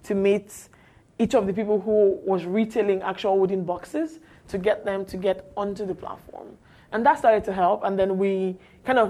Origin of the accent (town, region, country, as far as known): Nigeria